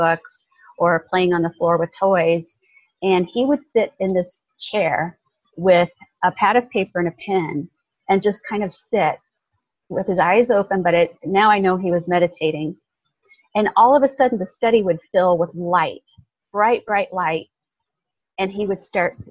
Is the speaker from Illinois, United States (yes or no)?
yes; Southern Illinois, United States; also born or lived in Kentucky; now in Carefree, United States; being born in a little town in Kentucky mm-hmm. and not having a dad. It was my mom and her parents and me, and then growing up in Southern Illinois